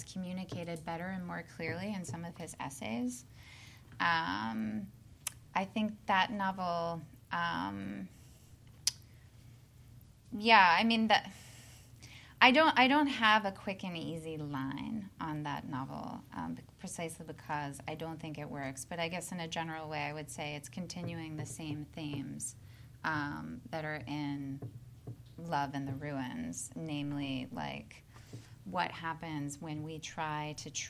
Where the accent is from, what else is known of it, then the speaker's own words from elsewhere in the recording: Midwest, United States; also born or lived in the South; now in Southern United States; I'm a Midwesterner by birth